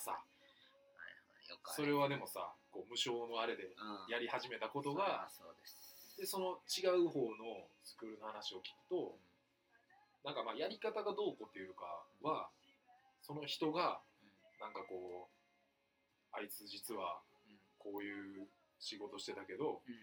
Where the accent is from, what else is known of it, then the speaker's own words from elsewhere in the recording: Ise area, Mie, Japan; moved away; 伊勢とか何回もうちの実家の方来てる